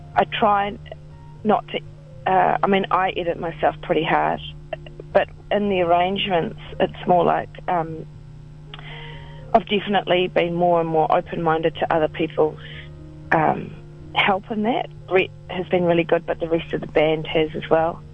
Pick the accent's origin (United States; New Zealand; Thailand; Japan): New Zealand; it's New Zealand. We're not American.